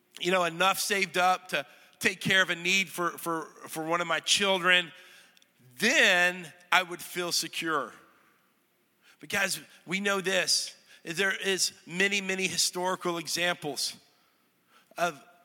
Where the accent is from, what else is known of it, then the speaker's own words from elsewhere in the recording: North Texas, United States; moved away as an adult; now in Middle Tennessee, United States; I'm from North Texas, ranch land.